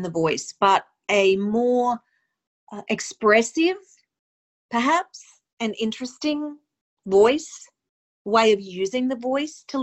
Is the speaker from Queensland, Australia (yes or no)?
yes; Mackay, Queensland, Australia; moved away as an adult; now in New York City, United States; I am originally from Mackay in North Queensland in Australia, and in the year 2000, I moved to New York City